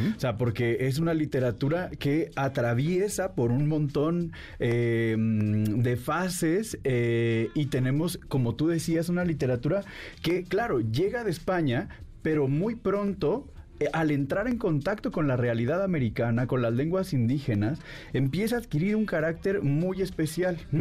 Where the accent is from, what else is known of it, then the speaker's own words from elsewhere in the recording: Mexico; nos sentimos orgullosos como mexicanos